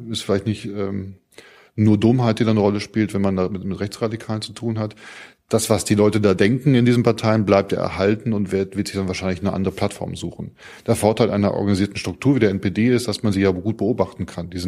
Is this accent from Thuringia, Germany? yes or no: no; Mecklenburg-Vorpommern, Germany; Mecklenburg auch, Mecklenburg meine Heimat.